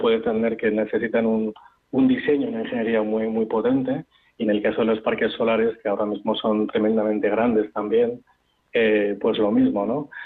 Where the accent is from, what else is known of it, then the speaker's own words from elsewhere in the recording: Spain; somos españoles